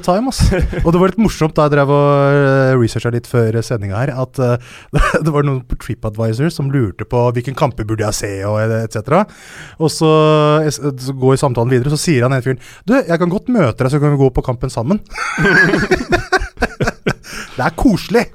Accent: Hønefoss, Buskerud, Norway; jeg kommer fra Hønefoss. Jeg kommer fra en bygd som heter Haugsbygd

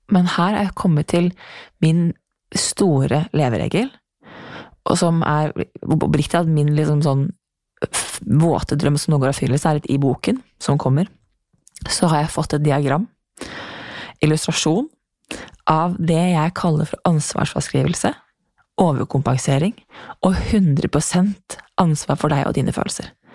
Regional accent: Norway; also born or lived in New York; hjem til Norge

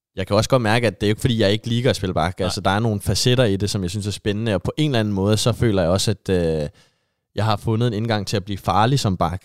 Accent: just south of Copenhagen, Capital Region of Denmark, Denmark; moved away as an adult; now in Haugesund, Norway; jeg kommer jo lige syd fra København

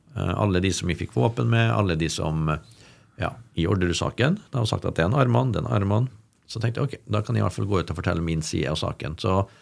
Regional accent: Molde, Møre og Romsdal, Norway; moved away; also born or lived in Oslo; til min familie på Bolsøya, der jeg vokste opp

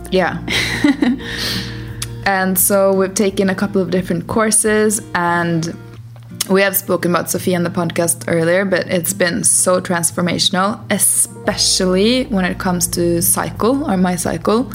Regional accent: Norway; now in Portugal; we're from Norway, currently based in Portugal.

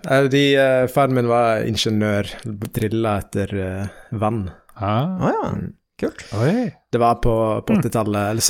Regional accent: Nairobi, Kenya; born there; jeg er født i Nairobi mm. i Kenya.

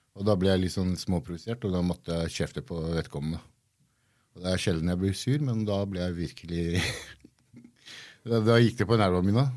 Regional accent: Gressvik, Viken, Norway; also born or lived in Iran; Jeg har vokst opp på Gressvik. Jeg er fra Gressvik.

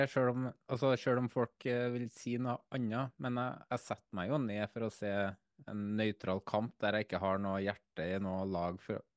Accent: Trøndelag, Norway; Jeg er trønder, så jeg

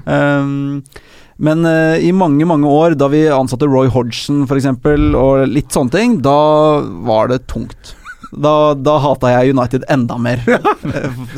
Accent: Oslo, Norway; Jeg er ikke fra Drammen, jeg er fra Oslo

